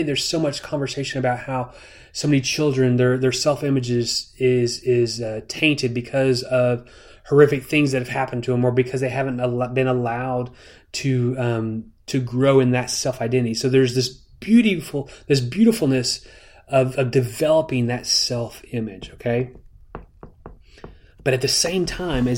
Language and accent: English; United States; as an American